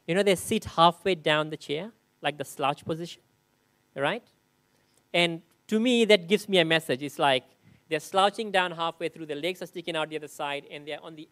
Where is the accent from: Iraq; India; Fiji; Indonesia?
Fiji; moved away; growing up in Fiji, and 50%, like almost 30% of the population is Muslim